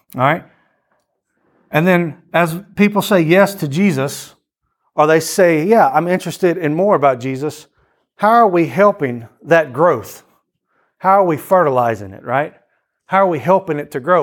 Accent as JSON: {"language": "English", "region": "Louisiana", "country": "United States", "also_born_or_lived": "Athens, Greece", "said": "we are all from Louisiana"}